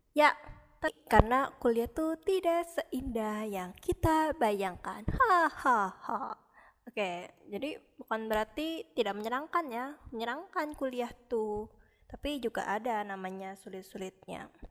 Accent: Samarinda, East Kalimantan, Indonesia; Saya berasal dari Samarinda.

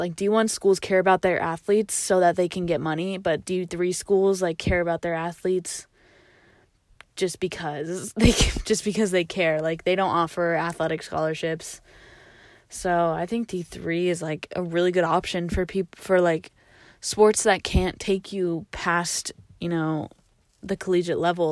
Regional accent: Washington, United States; also born or lived in California; coming back to Washington

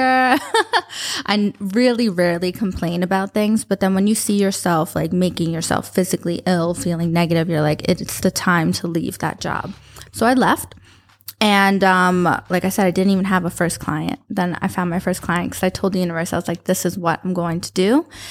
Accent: New York, United States; moved away as an adult; also born or lived in Florida / Westchester / Abu Dhabi; now in Dubai, United Arab Emirates; I grew up in New York. Uh, grew up, started in the Bronx, and moved to Westchester

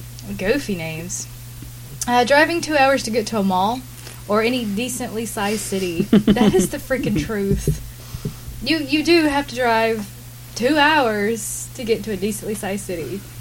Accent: the South, United States; when people know that I'm from the South, they think I'm crazy, and I'm not.

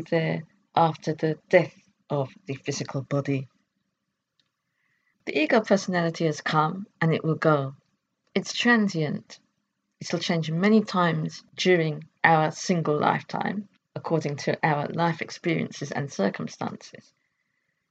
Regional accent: United Kingdom; I could define myself as British

